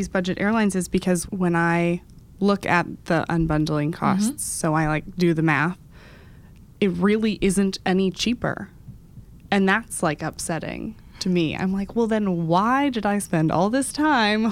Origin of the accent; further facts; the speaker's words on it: Dallas, Texas, United States; now in New York, United States; I'm originally from Dallas